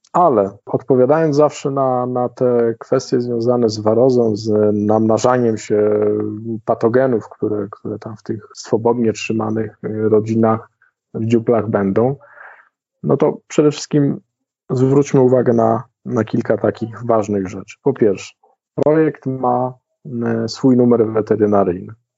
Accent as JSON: {"language": "Polish", "region": "Sudetes", "country": "Poland", "said": "u nas w Sudetach"}